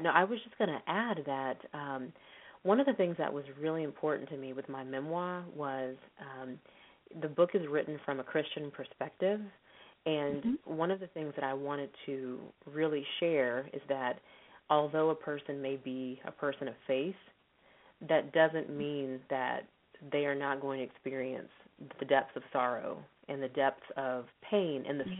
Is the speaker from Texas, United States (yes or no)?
yes; Texas, United States; moved away as an adult; now in Los Angeles, United States; I'm originally from Texas